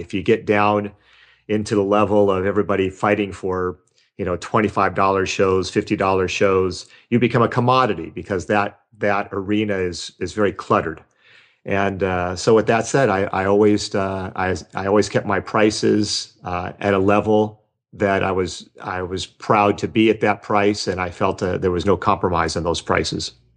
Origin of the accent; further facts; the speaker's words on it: Los Angeles, California, United States; I grew up in Los Angeles